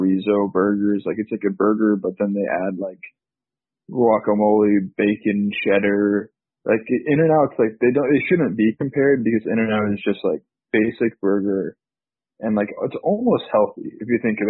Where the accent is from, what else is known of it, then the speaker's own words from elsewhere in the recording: California, United States; I'm just from California